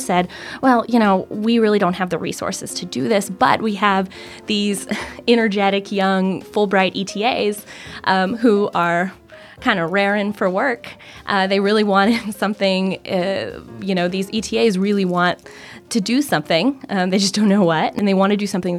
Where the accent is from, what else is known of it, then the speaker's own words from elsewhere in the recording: Mobile, Alabama, United States; moved away; also born or lived in Amman, Jordan; I'm from Mobile, Alabama